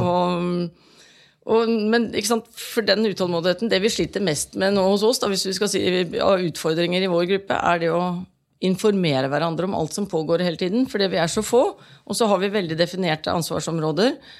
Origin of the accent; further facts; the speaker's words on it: Halden, Østfold, Norway; Jeg kommer jo selv fra Halden